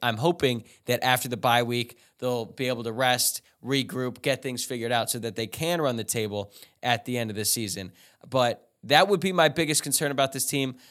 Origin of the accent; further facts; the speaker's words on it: Louisville, Kentucky, United States; now in Los Angeles, United States; I'm from Louisville, bunch of friends there, and I'm living